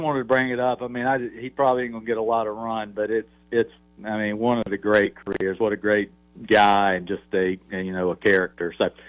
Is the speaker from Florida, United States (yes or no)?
no; Rocky Mount, North Carolina, United States; when I was growing up in North Carolina. And I remember I grew up in a small town, Rocky Mount, which is east